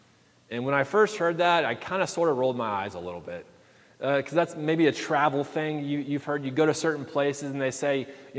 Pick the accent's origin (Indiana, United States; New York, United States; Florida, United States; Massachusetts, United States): Florida, United States; Daytona Beach; moved away; I'm from Daytona Beach, Florida, born and bred Daytona Beach, right? I love my hometown.